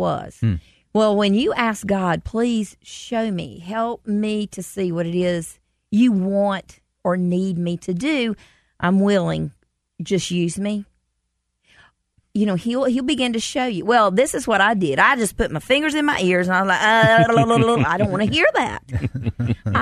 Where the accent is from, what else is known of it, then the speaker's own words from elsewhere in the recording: Commerce, United States; We did a show in Commerce, mm-hmm. my hometown